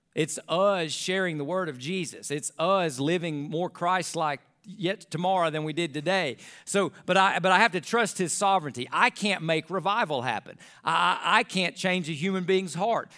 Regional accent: United States; as an American

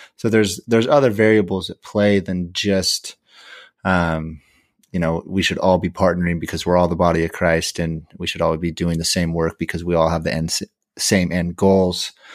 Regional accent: California, United States; I'm from California

